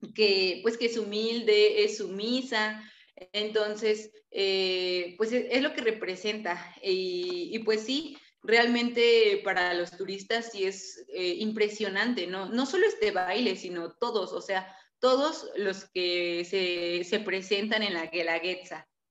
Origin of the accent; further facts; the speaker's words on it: Tlaxiaco, Oaxaca, Mexico; Tlajiaco, donde, de donde soy yo